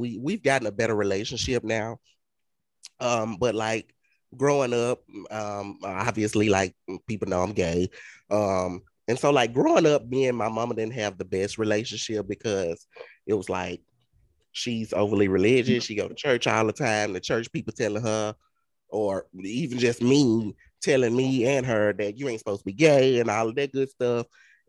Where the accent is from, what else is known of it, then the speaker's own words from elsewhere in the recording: the South, United States; You're like, we're from the South. We're from the deep South.